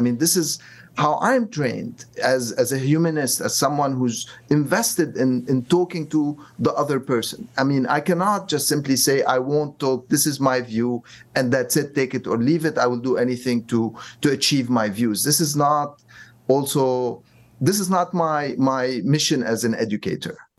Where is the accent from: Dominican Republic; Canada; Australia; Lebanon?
Lebanon; moved away; also born or lived in New York / Cairo; I'm originally from Lebanon, but I also mm. lived in New York on 9/11